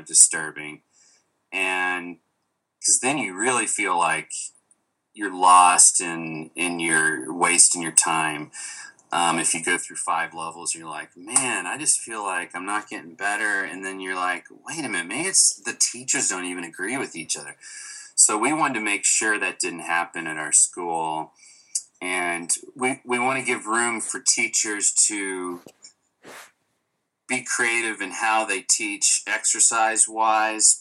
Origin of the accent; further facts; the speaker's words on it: Little Rock, Arkansas, United States; moved away; I come from Little Rock, Arkansas. And they do have improv now, but when I was growing up, they certainly did not